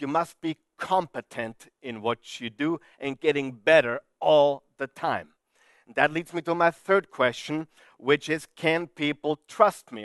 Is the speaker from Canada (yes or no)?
no; Vienna, Austria; I'm from Vienna, Austria